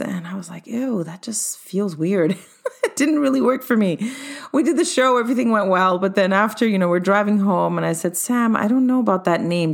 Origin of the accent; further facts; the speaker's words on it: Montreal, Quebec, Canada; also born or lived in London, England / Cyprus (ancestry); Came to Canada at age four and have stayed here in Montreal since then